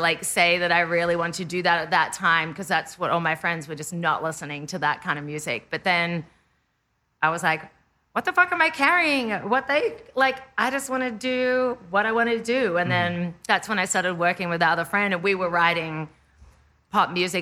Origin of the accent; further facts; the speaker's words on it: Australia; moved away as an adult; now in Los Angeles, United States; I'm Australian